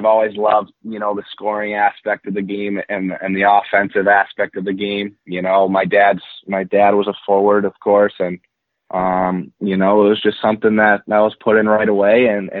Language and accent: English; Boston, Massachusetts, United States; born there; also born or lived in New Jersey / Minnesota; I grew up in a lot of places. My dad played in the NHL for 17 years, so I was originally born in Boston, Massachusetts, and then made my way to New Jersey, Minnesota, lived there for a few years